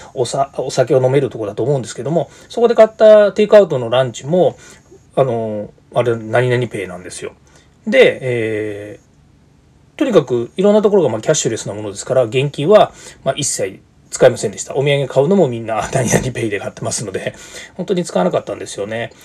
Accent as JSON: {"language": "Japanese", "region": "Tokyo", "country": "Japan", "said": "私東京の人間なんですけれども"}